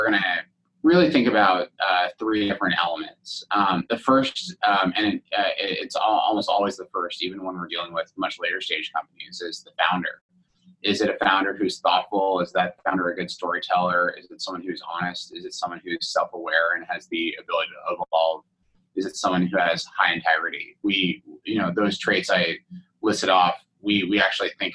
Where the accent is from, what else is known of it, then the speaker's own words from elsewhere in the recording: Mountain View, California, United States; also born or lived in Stanford; growing up in the heart of Silicon Valley, I was born in Stanford, grew up in Mountain View